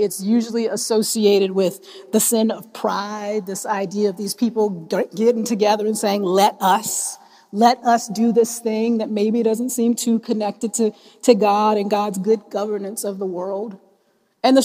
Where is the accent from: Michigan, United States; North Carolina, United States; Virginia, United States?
North Carolina, United States; moved away as an adult; now in Washington, United States; So when I came here, I came to DC in 2004. I came from North Carolina, a town of, at the time, of about 230,000 people.